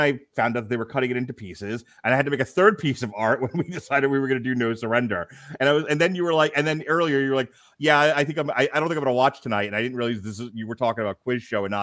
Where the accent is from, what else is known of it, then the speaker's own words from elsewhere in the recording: United States; I'm an American.